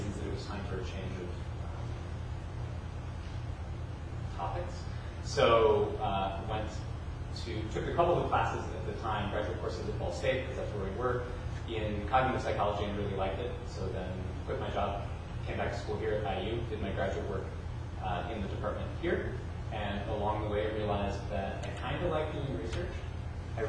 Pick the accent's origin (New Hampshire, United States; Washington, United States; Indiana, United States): Indiana, United States; Fort Wayne; moved away as an adult; also born or lived in upstate New York / Pittsburgh; I grew up in Fort Wayne.